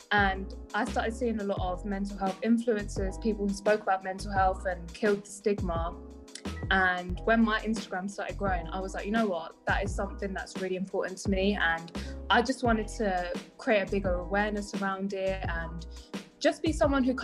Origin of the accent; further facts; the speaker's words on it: South East England, United Kingdom; I'm 22 years old, and as mentioned before, I am a PT from Kent.